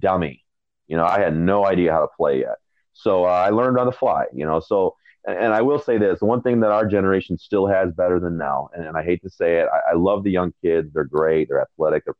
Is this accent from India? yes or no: no; Michigan, United States; I grew up in Michigan.